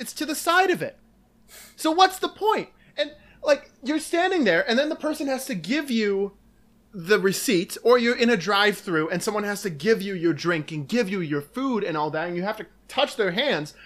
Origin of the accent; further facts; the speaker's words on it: Dyckesville, Wisconsin, United States; also born or lived in Luxembourg, Wisconsin; I went to school in Luxembourg, Wisconsin, but I'm from Dykesville, Wisconsin, which is nearby